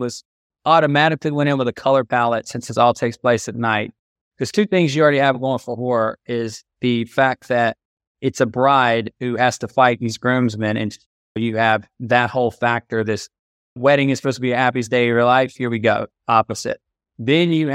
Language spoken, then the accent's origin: English; Georgetown, South Carolina, United States; I'm from Georgetown, South Carolina, which is a small town about 60 miles above Charleston and 30 miles below Myrtle Beach.